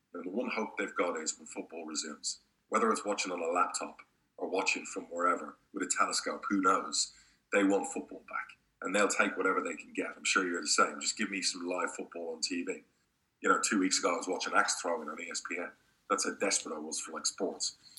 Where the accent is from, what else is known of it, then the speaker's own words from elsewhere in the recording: Spain; also born or lived in United Kingdom; now in United States; I grew up in Spain